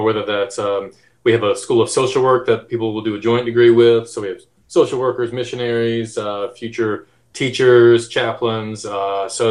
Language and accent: English; Georgia, United States; moved away; also born or lived in Alabama; I'm from Georgia, but most of my family's from Alabama